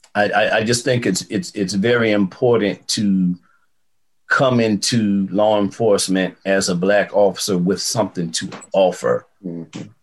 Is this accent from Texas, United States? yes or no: no; Fayetteville, North Carolina, United States; also born or lived in Fort Bragg; Growing up in Fayetteville, the military was just every day.